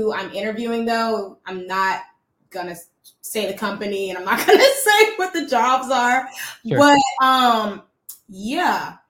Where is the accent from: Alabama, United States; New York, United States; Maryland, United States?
Alabama, United States; Birmingham; I was raised in Centerpoint, but then I grew up in Oak Mountain.